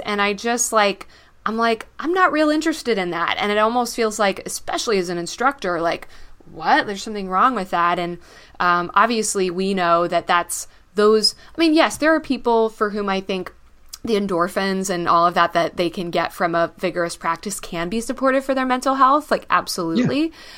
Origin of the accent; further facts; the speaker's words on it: Texas, United States; moved away; I'm a Texan originally